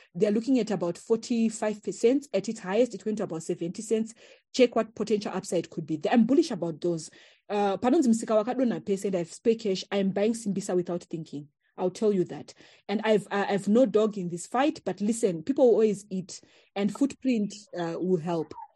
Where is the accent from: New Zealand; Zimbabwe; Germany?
Zimbabwe; we come from Chakoa